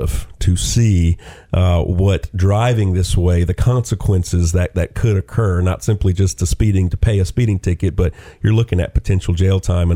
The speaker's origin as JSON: {"language": "English", "town": "Lafayette", "region": "Louisiana", "country": "United States", "tie": "born or raised there", "also_born_or_lived": "Nashville, Tennessee", "moved": "as an adult", "lives_now": "Chattanooga, United States", "said": "I grew up in Lafayette, Louisiana"}